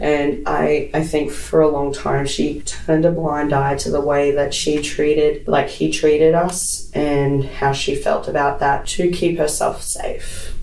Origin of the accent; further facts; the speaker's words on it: Brisbane, Queensland, Australia; born and bred in Brisbane